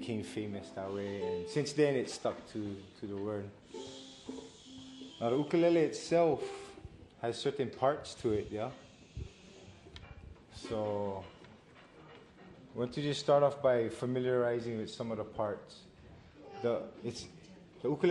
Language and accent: English; Hauula, Hawaii, United States; I'm from Hawaii, from the island of Oahu, from the Ahupua'a of Haula.